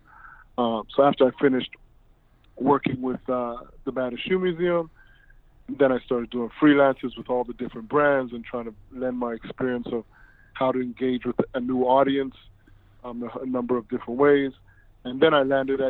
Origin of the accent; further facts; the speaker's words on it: Toronto, Ontario, Canada; I'm originally from Toronto